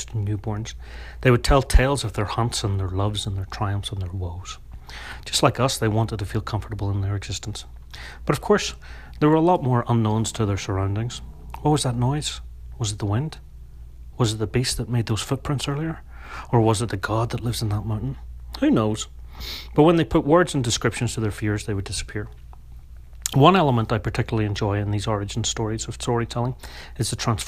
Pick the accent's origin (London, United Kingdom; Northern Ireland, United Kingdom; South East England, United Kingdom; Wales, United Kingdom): Northern Ireland, United Kingdom; moved away; I'm from Northern Ireland